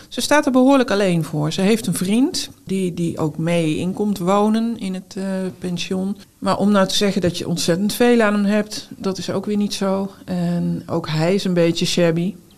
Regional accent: North Brabant, Netherlands; now in Utrecht, Netherlands; als Brabantse auteur

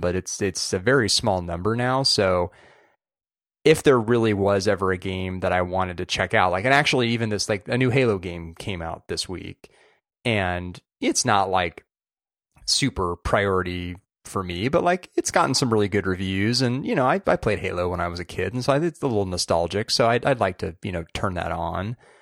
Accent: California, United States; as a Californian

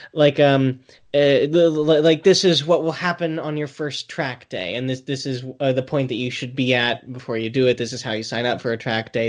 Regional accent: United States; I'm American

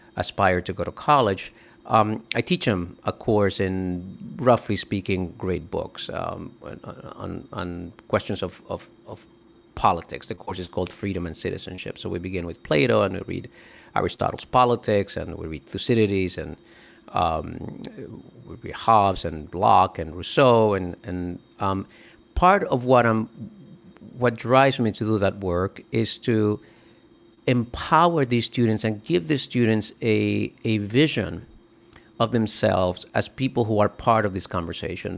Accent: Dominican Republic; now in United States; I grew up in the Dominican Republic

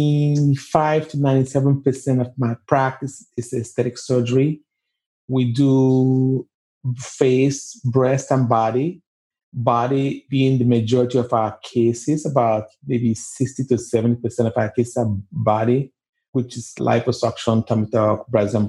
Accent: Nigeria; moved away as an adult; also born or lived in New York City / Atlanta; now in United States; I was born and raised in Nigeria. I went to high school in Nigeria.

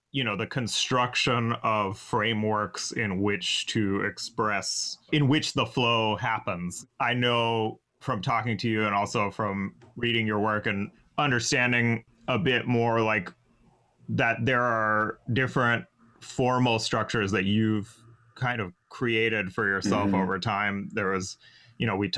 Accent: North Carolina, United States; I'm from North Carolina.

